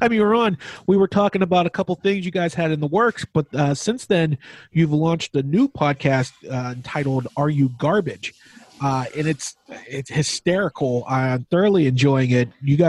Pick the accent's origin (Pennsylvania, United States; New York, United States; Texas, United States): Pennsylvania, United States; Pittsburgh; I grew up in Pittsburgh. It's South Hills of Pittsburgh.